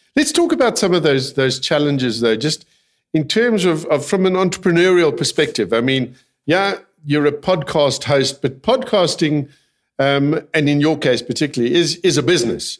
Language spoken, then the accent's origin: English; South Africa; I'm a South African, born and bred